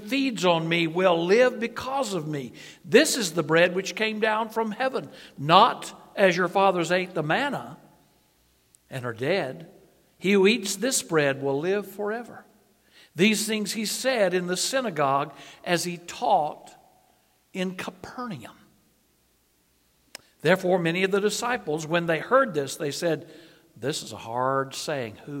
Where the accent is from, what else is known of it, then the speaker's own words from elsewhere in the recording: North Carolina, United States; I am from, my home state is North Carolina.